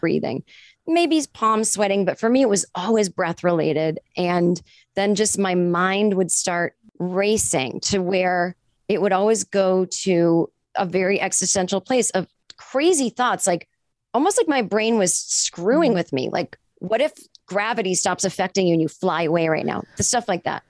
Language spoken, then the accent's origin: English; a suburb 25 minutes outside of Boston, Massachusetts, United States; I grew up in Massachusetts in a suburb, uh, like 25 minutes outside of Boston